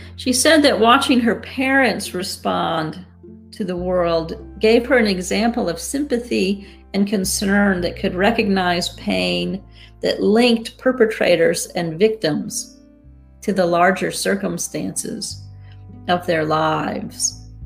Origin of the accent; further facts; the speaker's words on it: United States; I speak as an American